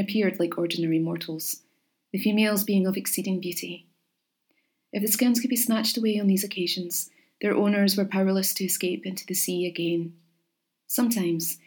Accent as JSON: {"language": "English", "region": "Scotland", "country": "United Kingdom", "tie": "born or raised there", "said": "growing up in Scotland"}